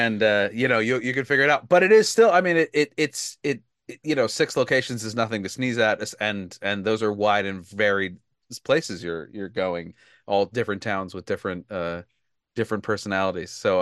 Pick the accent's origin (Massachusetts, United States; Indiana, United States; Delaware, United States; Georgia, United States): Delaware, United States; in my home state, and a place that I have a great connection